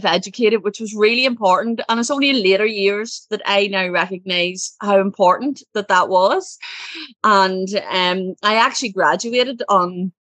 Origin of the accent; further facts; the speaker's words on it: Ireland; I'm from Ireland. I come from a family. There's six children. I'm the second. And, pretty typical Irish childhood